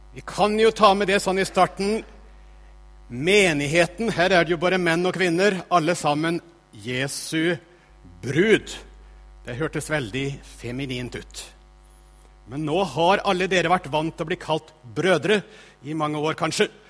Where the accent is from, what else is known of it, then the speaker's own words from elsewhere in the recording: Østfold, Norway; moved away as an adult; also born or lived in Northern Norway; now in Tromsø, Norway; Jeg holder altså til i Tromsø, men jeg vokste opp i Østfold.